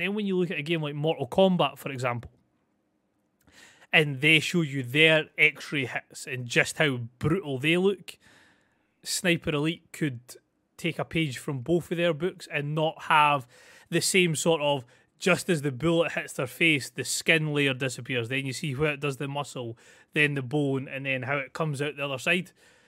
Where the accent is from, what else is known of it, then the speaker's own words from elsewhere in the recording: Scotland, United Kingdom; I'm Scottish. It's fine. It's just standard.